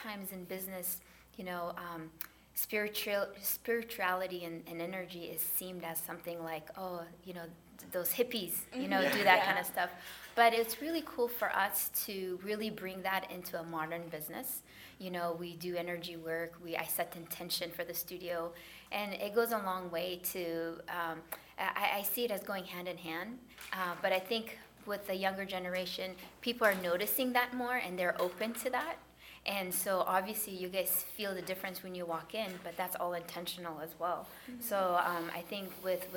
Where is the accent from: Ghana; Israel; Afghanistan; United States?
Afghanistan; moved away; I'm originally from Afghanistan